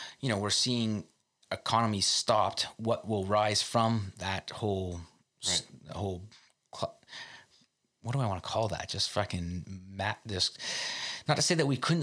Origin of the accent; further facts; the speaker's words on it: Canada; as a Canadian, we talk a lot about public health care, and that means a lot to us